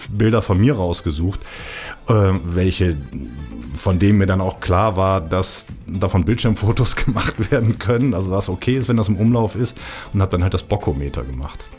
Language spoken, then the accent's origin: German; Rhineland, Germany; Ich bin im Rheinland groß geworden. Da ist der Umgangston sowieso ein klein bisschen anders als in der Schweiz.